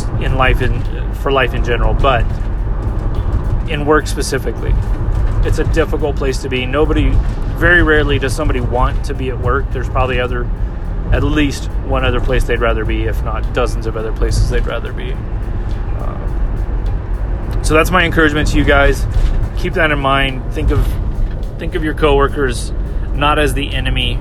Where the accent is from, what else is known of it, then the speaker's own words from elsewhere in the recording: California, United States; I was from California